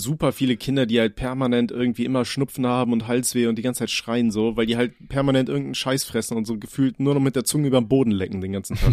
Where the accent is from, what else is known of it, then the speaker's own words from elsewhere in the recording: Aachen, North Rhine-Westphalia, Germany; ich komme ja aus Aachen